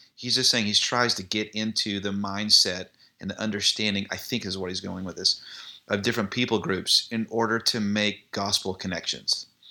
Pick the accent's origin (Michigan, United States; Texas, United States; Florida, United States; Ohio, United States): Texas, United States; Irving; I grew up in the Dallas area, you may know this, in Ir-, Irving, Texas